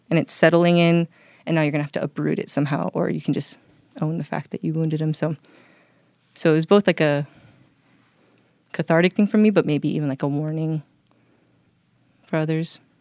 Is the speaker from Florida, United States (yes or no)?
no; Hawaii, United States; moved away; I grew up back home in Hawaii